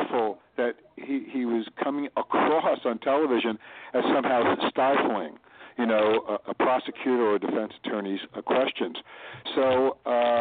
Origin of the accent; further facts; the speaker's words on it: New York City, New York, United States; my growing up in the Bronx